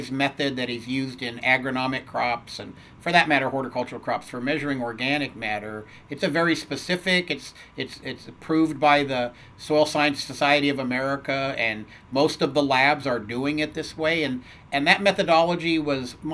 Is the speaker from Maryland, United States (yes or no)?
no; Albuquerque, New Mexico, United States; born there; also born or lived in California; I was born in New Mexico in a small town that didn't have a hospital, so I was born in Albuquerque. You know, moved there to California because my dad took a position.